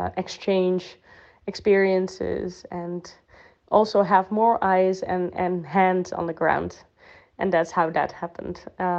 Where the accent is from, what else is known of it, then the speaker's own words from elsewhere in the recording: Netherlands; English is a second language; moved away as an adult; now in Spain; So telling you about my background. I am from the Netherlands and I studied their sustainable development, after which I worked with Common Land to research and to check what are the common agricultural policies in the south of Spain